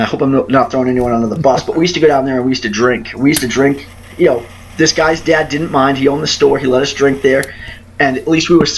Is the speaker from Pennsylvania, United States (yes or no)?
no; Boston, Massachusetts, United States; moved away; I grew up in Southie